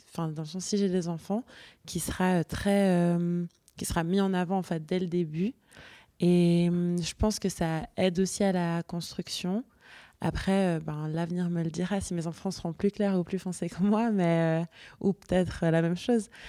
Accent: Switzerland; j'ai grandi en Suisse et puis que j'ai été éduquée par ma famille suisse

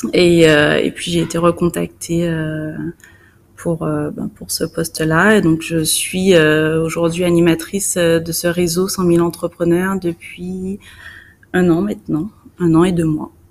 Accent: Guadeloupe; en tant que Guadeloupéenne

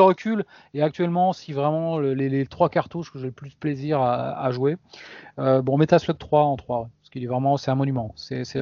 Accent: Sarladais, Nouvelle-Aquitaine, France; moved away; je suis de la Cambrousse à l'époque. Je, dans, je vivais dans le Sarladé, euh, magnifique région

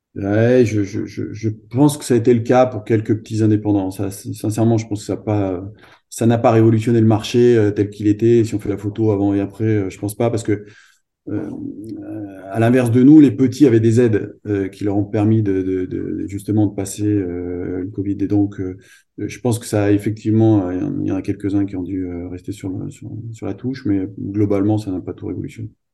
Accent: Clermont-Ferrand, Auvergne-Rhône-Alpes, France; Moi, je suis originaire de Clermont-Ferrand, d'Auvergne

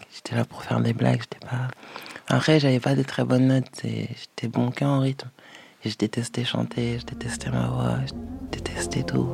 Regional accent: Cergy, Île-de-France, France; de base je viens de Sergi

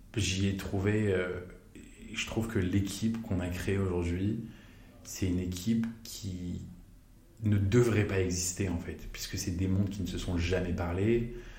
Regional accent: Paris, Île-de-France, France; also born or lived in Chicago, United States; je suis né à Chicago, j'ai grandi à Paris

